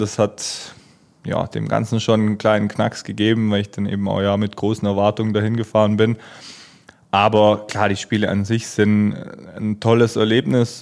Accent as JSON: {"language": "German", "country": "Germany", "said": "als Deutscher"}